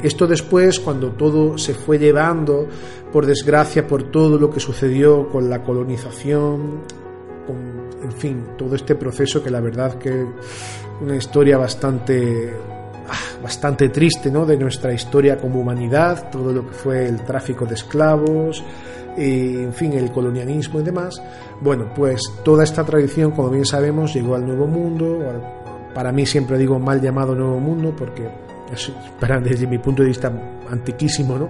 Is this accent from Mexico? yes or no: no; Andalusia, Spain; como decimos aquí en Andalucía, grito pelado